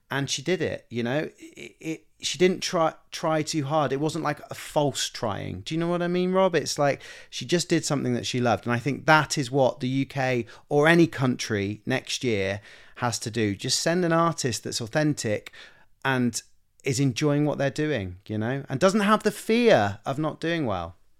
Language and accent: English; United Kingdom; me being British and being from the U K.